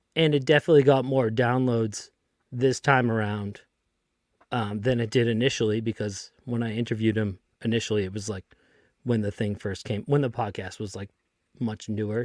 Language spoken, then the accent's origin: English; Lynn, Massachusetts, United States; I grew up in Lynn, Massachusetts